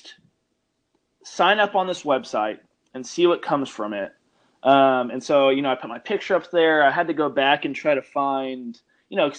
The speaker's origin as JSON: {"language": "English", "town": "Austin", "region": "Texas", "country": "United States", "tie": "born or raised there", "also_born_or_lived": "Abilene, Texas", "said": "I'm from Austin, Texas"}